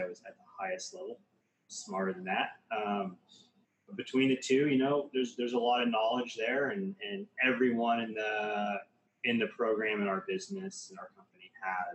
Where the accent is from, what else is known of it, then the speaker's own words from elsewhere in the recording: Topeka, Kansas, United States; I grew up in Topeka, Kansas